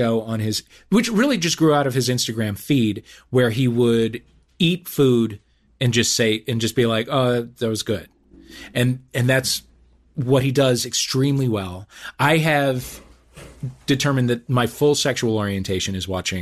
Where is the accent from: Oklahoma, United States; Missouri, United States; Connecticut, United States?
Missouri, United States; St. Louis; my hometown of St. Louis